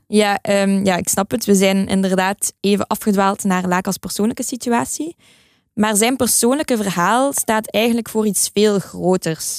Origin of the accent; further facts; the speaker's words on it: Belgium; als Belg sprekende